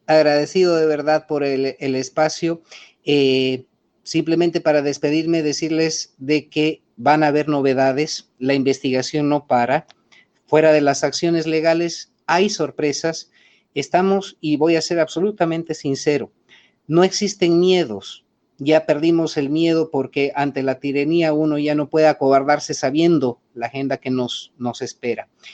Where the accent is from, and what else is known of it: Bolivia